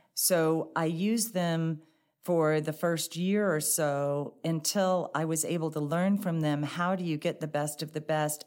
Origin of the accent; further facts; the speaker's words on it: St. Louis, Missouri, United States; also born or lived in Dallas, Texas / Cambridge, Massachusetts; I grew up here in Saint Louis. I lived in Bridgeton